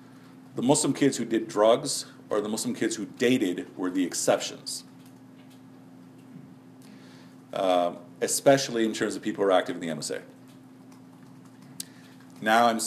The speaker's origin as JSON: {"language": "English", "town": "Chicago", "region": "Illinois", "country": "United States", "moved": "yes", "lives_now": "Dallas, United States", "said": "I'm coming from Chicago"}